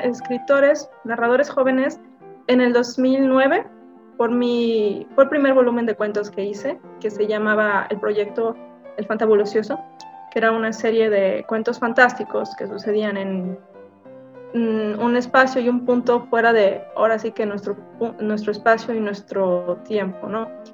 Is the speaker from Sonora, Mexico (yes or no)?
no; Navolato, Sinaloa, Mexico; also born or lived in Guadalajara; nací en Sinaloa, este, en un pueblo específicamente llamado Nabolato, este, cerca de Culiacán